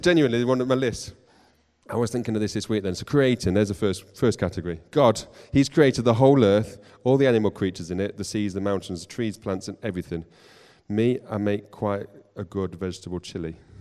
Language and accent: English; Nottingham, East Midlands, United Kingdom; I grew up in Nottingham